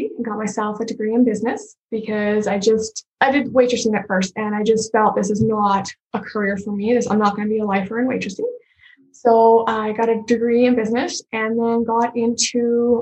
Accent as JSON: {"language": "English", "region": "northern Alberta", "country": "Canada", "tie": "born or raised there", "said": "I grew up on a farm in northern Alberta. I'm from Canada."}